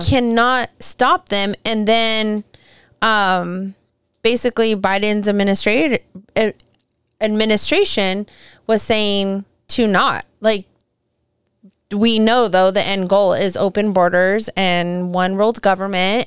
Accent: Southern California, United States; growing up in SoCal

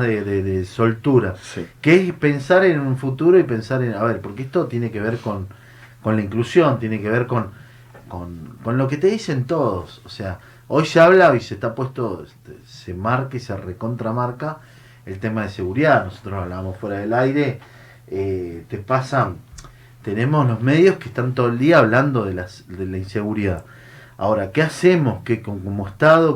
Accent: Mendoza, Argentina; moved away as an adult; also born or lived in Buenos Aires; yo soy un, hombre del interior, vengo de Mendoza

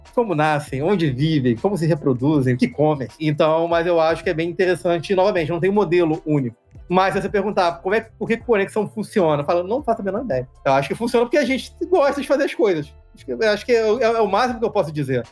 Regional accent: Rio de Janeiro, Brazil; moved away; also born or lived in Brasília; sou do Rio de Janeiro, então sempre tive contato com o pessoal do Rio

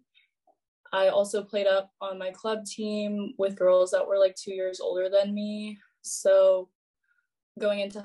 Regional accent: Roseville, California, United States; I'm from Roseville, California, which is a city right by Sacramento.

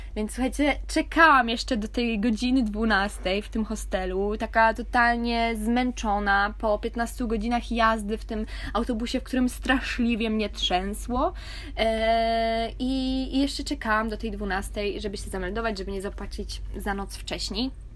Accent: Poland; moved away

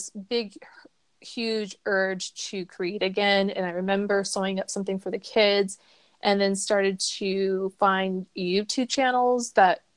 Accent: Arizona, United States; I am from Arizona in the United States

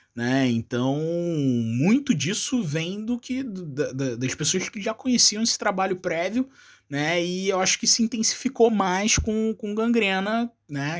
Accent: Rio de Janeiro, Brazil; moved away as an adult; now in Uruguay; eu sou do Rio de Janeiro, né? Mas atualmente eu, eu, eu trabalho no Uruguai

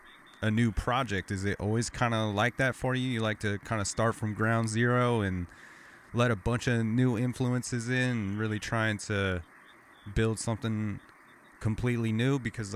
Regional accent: 40 miles outside Los Angeles, Southern California, United States; moved away as an adult; now in Portland, United States; I grew up outside in Southern California, like 40 miles outside of Los Angeles, and moved to Portland, Oregon, like 8 years ago, a little over 8 years.

